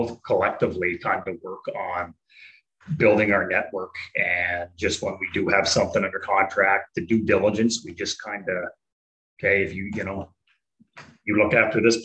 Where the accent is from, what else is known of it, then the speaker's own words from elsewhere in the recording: Prince Edward Island, Canada; moved away; we're from Prince Edward Island.